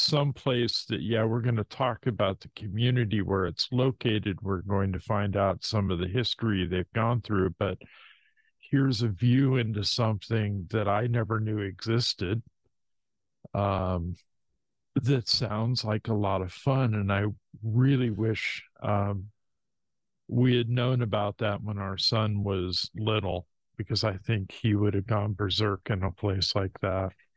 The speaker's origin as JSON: {"language": "English", "region": "Washington", "country": "United States", "tie": "born or raised there", "also_born_or_lived": "Hayward, California"}